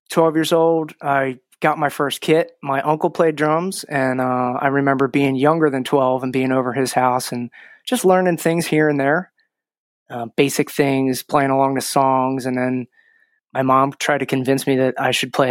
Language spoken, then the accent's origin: English; Croydon, Pennsylvania, United States; Uh, New Croydon, like right across from the creek.